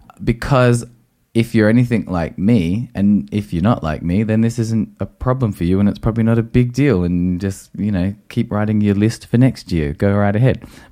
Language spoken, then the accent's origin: English; Australia; I'm outraged. I'm Australian. I'm Australian.